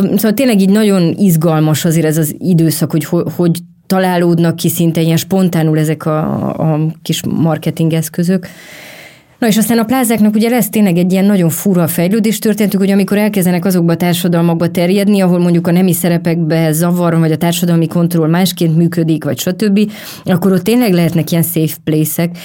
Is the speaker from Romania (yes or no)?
yes; Romania; moved away; amikor én felnőttem a rendszerváltás utáni Románia